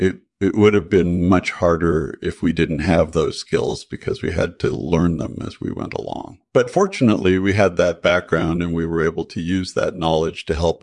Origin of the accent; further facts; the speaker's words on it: Canada; born there; I was born in Canada in 1967